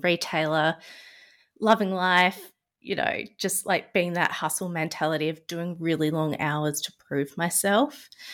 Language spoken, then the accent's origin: English; Adelaide, South Australia, Australia; moved away as an adult; also born or lived in Melbourne, Victoria; I'm from Adelaide, South Australia, and I moved to Melbourne